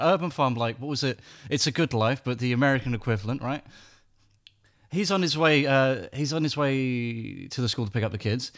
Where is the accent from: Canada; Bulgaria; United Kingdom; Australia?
United Kingdom; England; I'm English